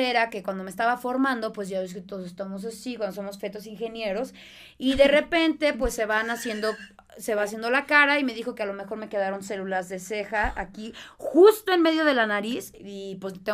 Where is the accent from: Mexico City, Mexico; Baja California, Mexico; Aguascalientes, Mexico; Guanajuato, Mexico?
Baja California, Mexico; Mexicali; Soy de Mexicali.